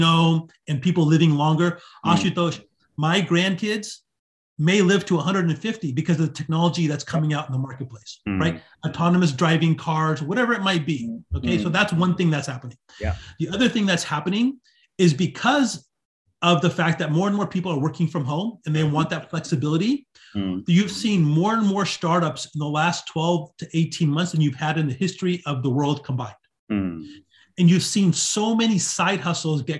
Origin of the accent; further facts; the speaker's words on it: right outside of Hollywood, California, United States; I was born and raised right outside of Hollywood